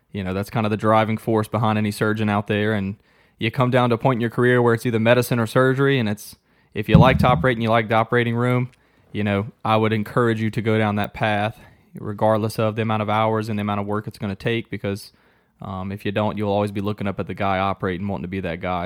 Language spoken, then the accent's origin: English; Gonzales, Louisiana, United States; accent: Cajun; moved away as an adult; now in Chattanooga, United States; I'm from Louisiana. If you can't tell in a little bit of my Cajun accent, Southern Louisiana to be exact, a city called Gonzales. It's kinda between New Orleans and Baton Rouge. Um, grew up there my whole life